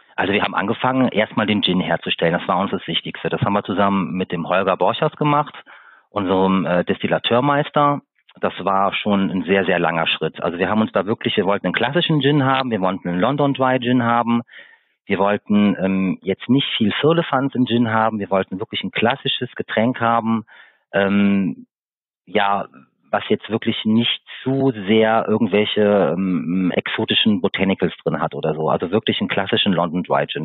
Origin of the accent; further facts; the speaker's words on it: Siegburg, North Rhine-Westphalia, Germany; now in Eifel, Germany; Ich stamme ursprünglich aus Siegburg, das ist in Nordrhein-Westfalen. Bin vor 25 Jahren mit meinen Eltern in die schöne Eifel gezogen.